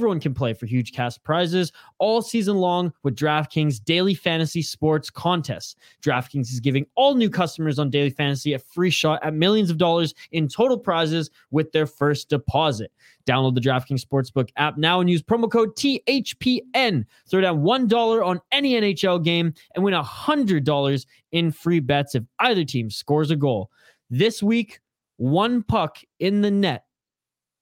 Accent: Vancouver Island, British Columbia, Canada; I'm from Vancouver Island

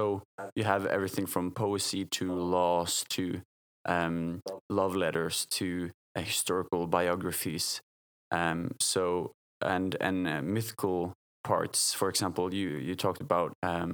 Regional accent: Bergen, Vestland, Norway; I come from Bergen, from a Christian family, grew up Christian and still Christian

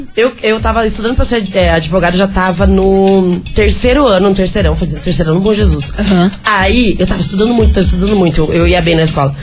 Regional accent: Curitiba, Paraná, Brazil; now in São Paulo, Brazil; a minha cidade, eu estou voltando pra minha terra

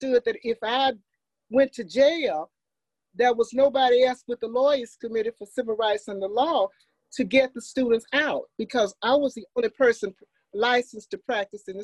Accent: Meridian, Forest, Mississippi, United States; also born or lived in Jackson, Mississippi; I was born in Jackson on Ferris Street in an all-Black hospital. 2 years later, my parents moved to Meridian, Mississippi. And in 1954, Brown versus Board of Education, my father moved to Forest, Mississippi. So I was really born in Jackson, 6 or 7 years in Meridian. And then I've been in Forest since 1954

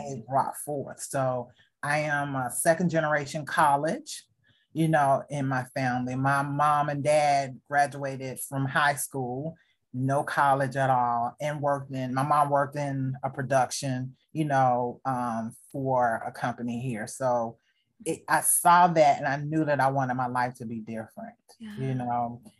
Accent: the South, United States; I am a African-American female growing up in the South

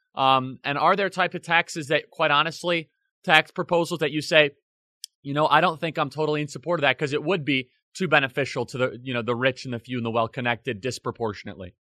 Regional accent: Illinois, United States; now in Florida, United States; I am from Illinois

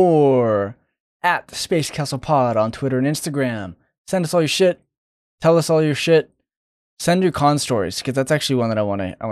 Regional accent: Phoenix, Arizona, United States; I grew up in Phoenix

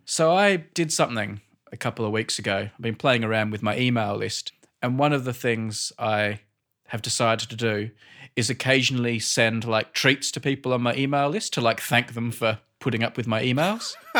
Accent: Australia; now in United Kingdom; Australian in Britain

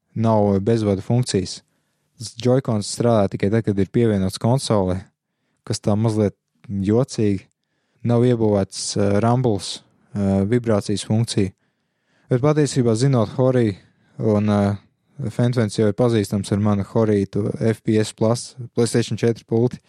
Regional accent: Latvia; viss, kas mums latviešiem īstenībā ir, ir valoda

